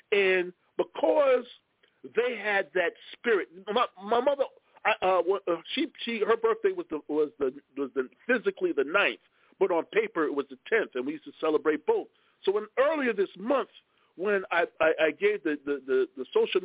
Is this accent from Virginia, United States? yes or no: no; Lakeview, New York, United States; also born or lived in Brooklyn; I still have family in the city, but I grew up on Long Island, so I got both